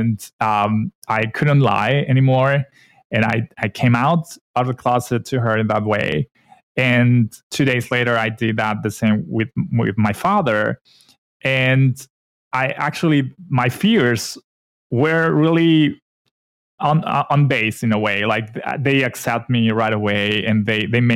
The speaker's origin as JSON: {"language": "English", "country": "Mexico", "also_born_or_lived": "Vancouver, Canada", "said": "I'm from Mexico"}